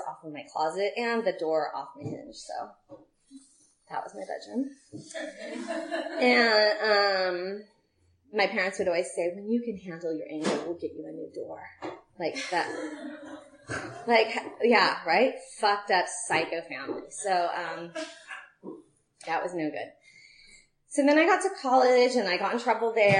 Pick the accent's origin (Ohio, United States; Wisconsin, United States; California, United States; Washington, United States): California, United States; Castro Valley; I grew up in Castro Valley